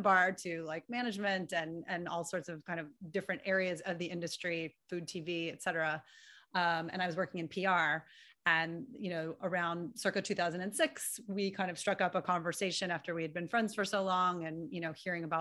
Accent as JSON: {"language": "English", "town": "New York City", "region": "New York", "country": "United States", "tie": "born or raised there", "also_born_or_lived": "Illinois", "said": "I was born and raised in New York City."}